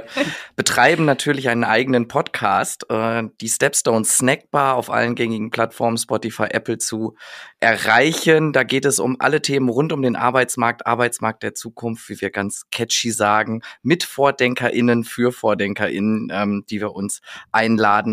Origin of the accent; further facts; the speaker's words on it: North Rhine-Westphalia, Germany; ich bin aus Westfale